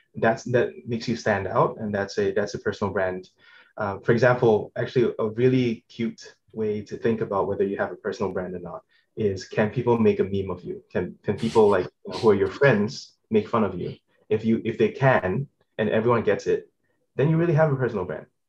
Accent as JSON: {"language": "English", "country": "Singapore", "moved": "as an adult", "lives_now": "United States", "said": "I'm originally from Singapore, um, and I moved to the states for college"}